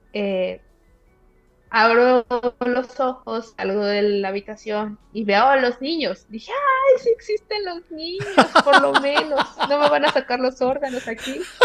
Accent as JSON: {"language": "Spanish", "town": "Zamora", "region": "Michoacán", "country": "Mexico", "also_born_or_lived": "Monterrey, Mexico", "moved": "as an adult", "lives_now": "Cairo, Egypt", "said": "soy de Zamora, Michoacán"}